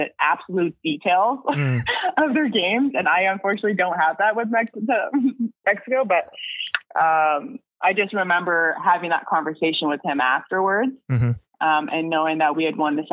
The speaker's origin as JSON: {"language": "English", "country": "Canada", "also_born_or_lived": "Switzerland", "said": "as a Canadian"}